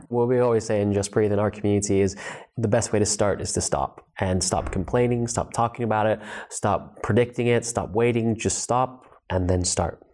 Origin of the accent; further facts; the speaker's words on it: Los Angeles, California, United States; also born or lived in New Zealand; I was born in New Zealand and I grew up in Los Angeles